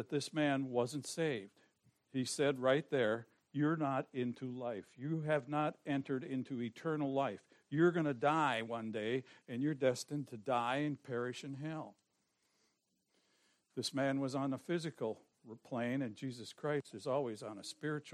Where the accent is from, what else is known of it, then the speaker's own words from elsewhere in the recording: Forest Park, Illinois, United States; I was born in Forest Park